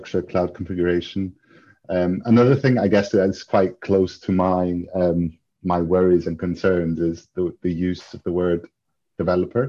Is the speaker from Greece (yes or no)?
yes; Greece; moved away; I grew up in Greece, but I have a Greek dad and an English mum from County Durham, so I am half British, half Greek.